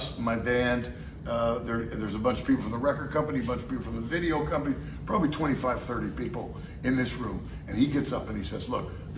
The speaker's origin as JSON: {"language": "English", "town": "San Francisco", "region": "California", "country": "United States", "said": "we're from San Francisco."}